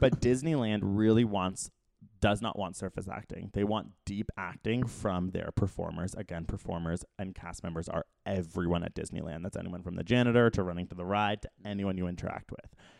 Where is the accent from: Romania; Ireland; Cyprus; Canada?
Canada; as a Canadian living in America